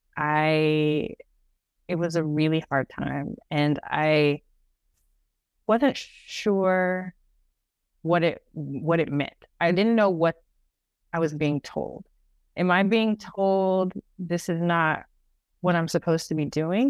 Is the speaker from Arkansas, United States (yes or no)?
no; Dallas, Texas, United States; growing up in Dallas